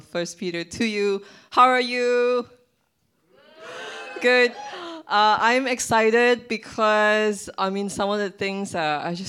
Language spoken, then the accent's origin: English; Malaysia; I'm Malaysian